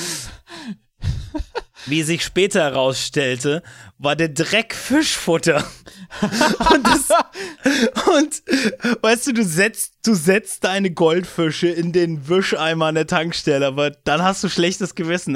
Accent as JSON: {"language": "German", "region": "Brandenburg", "country": "Germany", "tie": "born or raised there", "said": "mein Heimat- und Bundesland"}